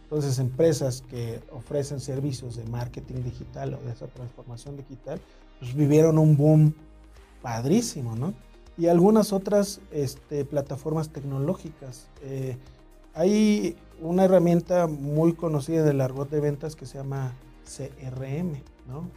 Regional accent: Mexico City, Mexico; nací en el DF

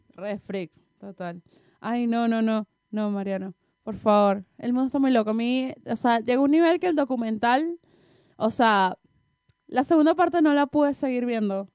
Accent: Venezuela; nosotras, las venecas

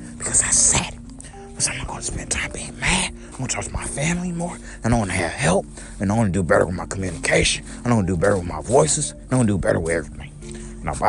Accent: United States; I love our country. I love our country. Because I'm an American

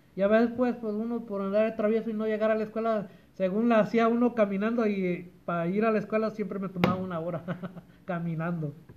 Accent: Compton, California, United States; also born or lived in Lynwood, California; Nací aquí en esta tierra caliente de Estados Unidos. El desierto alto no, pero en la tierra caliente que digo Compton, California.

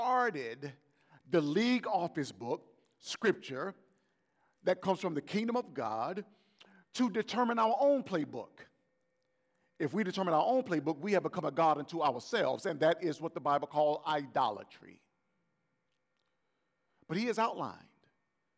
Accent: Gulf Coast, United States; I'm from the Gulf Coast, and my family is rooted with the New Orleans Saints

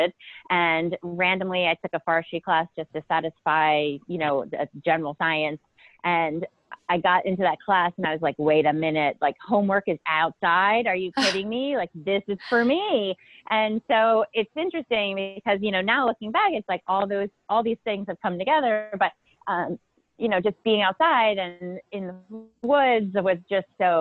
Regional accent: Pennsylvania, United States; moved away as an adult; also born or lived in Amherst, Massachusetts / San Francisco; now in Portland, United States; I grew up in Pennsylvania, and I went to college at the University of Massachusetts in Amherst

